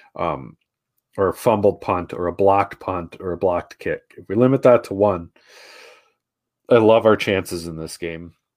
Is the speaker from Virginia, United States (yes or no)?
no; Wisconsin, United States; moved away; I grew up in Wisconsin.